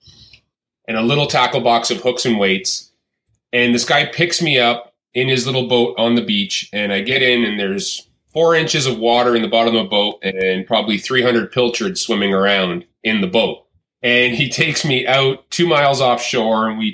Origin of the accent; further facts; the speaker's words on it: just north of Toronto, Ontario, Canada; born and raised in Canada, despite most people's thoughts that I am from the U.S., I still live here, and grew up in just north of Toronto, Ontario, Canada